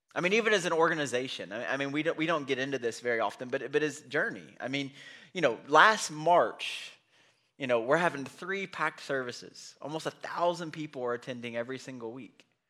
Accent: United States; we're from Bullock County

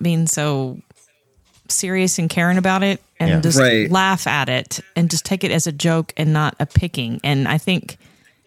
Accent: Arkansas, United States; I was young and from Arkansas

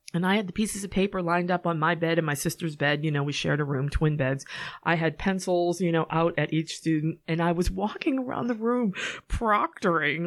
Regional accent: Norwood, Massachusetts, United States; moved away as an adult; also born or lived in California; I actually grew up in Norwood, and you can tell that I'm from Norwood because I say Norwood.

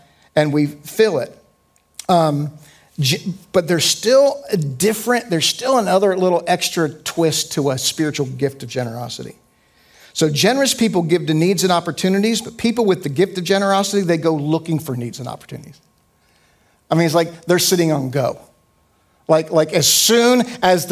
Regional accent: United States; as an American and as a Westerner

